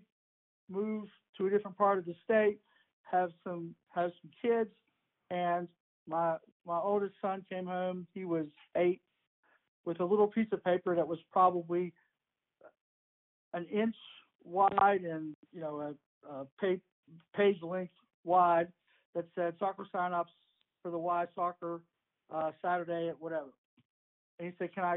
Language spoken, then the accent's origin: English; Manchester, New Hampshire, United States; moved away as an adult; now in West Virginia, United States; I grew up in Manchester, New Hampshire, in high school, in the late 60s, early 70s